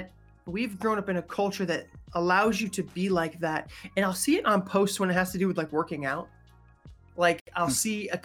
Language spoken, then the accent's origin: English; Massachusetts, New York, Northeast, United States; I'm a Northeastern, right? A New Englander. I was raised in Massachusetts, New York.